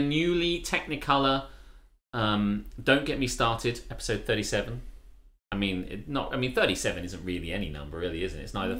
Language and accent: English; Cheriton, South East England, United Kingdom; I used to be in Cheriton. I grew up in Cheriton. The mean streets of Cheriton. In FOLK East Town. F-Town.